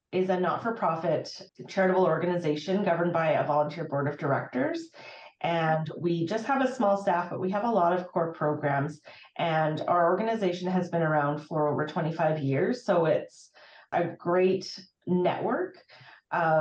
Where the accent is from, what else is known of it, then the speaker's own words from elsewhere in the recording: Fairview, Alberta, Canada; I did grow up in rural northwestern Alberta